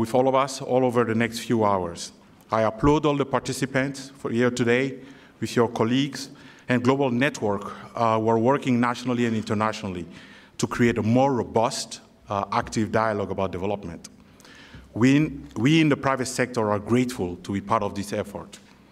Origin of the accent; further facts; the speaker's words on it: Mali; moved away; I'm originally from Mali